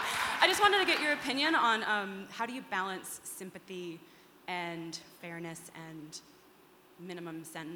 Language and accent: English; New York, United States; now in Seattle, United States; I live here in Seattle, but I'm originally from New York